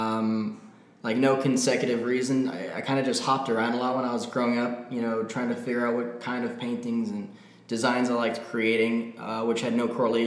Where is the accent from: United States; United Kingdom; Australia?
United States; Florida Keys; I grew up in the Florida Keys